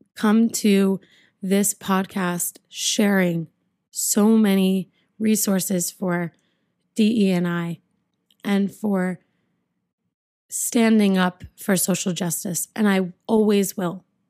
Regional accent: United States; I'm American and I am Jewish

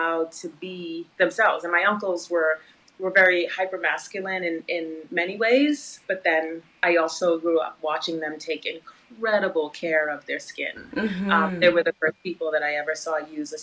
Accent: New York City, New York, United States; also born or lived in Guyana; Grew up in an area of Brooklyn called Flatbush, which was a very Caribbean community, which my parents immigrated from Guyana, South America, to that area

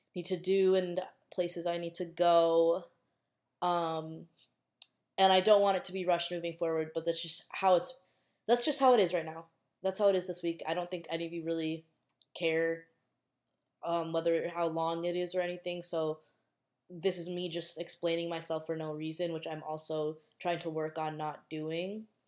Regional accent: Minnesota, United States; I'm from Minnesota and in Minnesota it obviously snows a lot

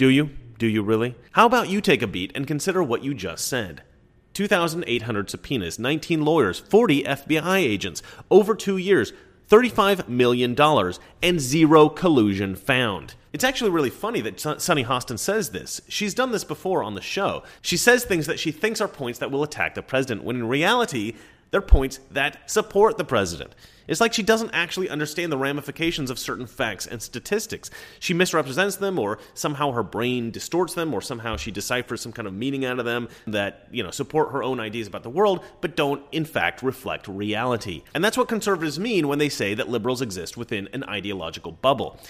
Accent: Oregon, United States; I'm from Oregon

